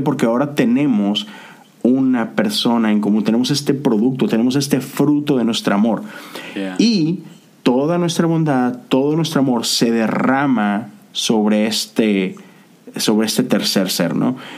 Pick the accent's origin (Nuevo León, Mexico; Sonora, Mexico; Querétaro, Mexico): Nuevo León, Mexico; Monterrey; now in United States; en la ciudad de donde yo soy, o eres tigre o, rayado